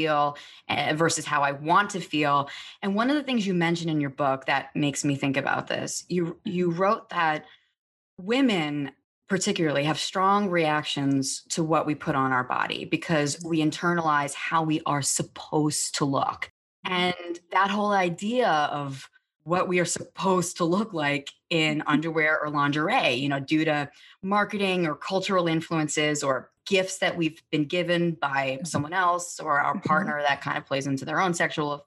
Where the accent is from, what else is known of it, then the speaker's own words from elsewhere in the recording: New York City, New York, United States; I'm from Staten Island